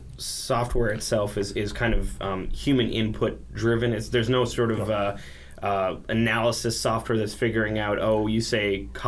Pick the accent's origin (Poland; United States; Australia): United States; Superior, Wisconsin; I'm originally from Superior, Wisconsin. So way up north.